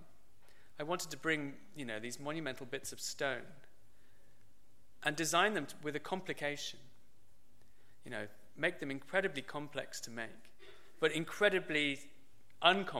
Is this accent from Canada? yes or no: no; Birmingham, West Midlands, United Kingdom; I grew up pretty much in the centre of Birmingham